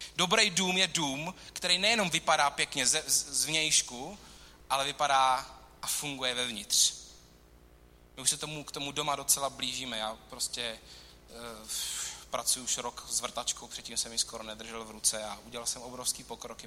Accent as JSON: {"language": "Czech", "country": "Czechia", "said": "čteme jako Češi v roce 2018"}